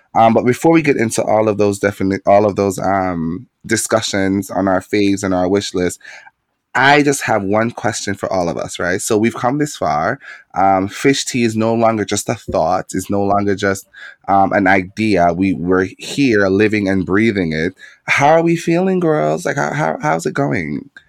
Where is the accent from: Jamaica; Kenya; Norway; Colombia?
Jamaica; moved away; growing up in Jamaica as a queer young man